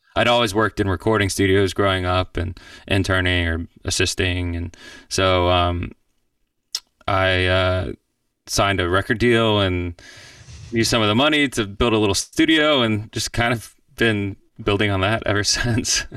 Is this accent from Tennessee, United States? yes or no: no; Atlanta, Georgia, United States; born or raised there; moved away as an adult; also born or lived in Miami / Athens, Georgia / New York; now in Nashville, United States